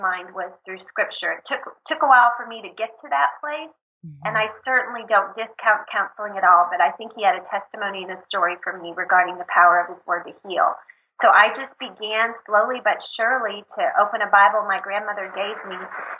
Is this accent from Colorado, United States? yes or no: no; Texas, United States; We're from Texas